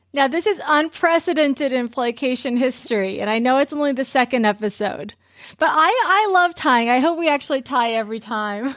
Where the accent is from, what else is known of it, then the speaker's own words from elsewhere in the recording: California, United States; growing up in California